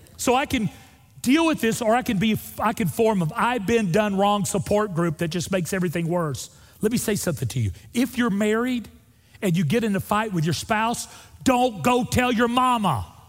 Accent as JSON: {"language": "English", "region": "Northwest Florida", "country": "United States", "also_born_or_lived": "Opp, Alabama", "moved": "yes", "said": "Northwest Florida, where I'm from, where there's real rednecks. That's where I'm from."}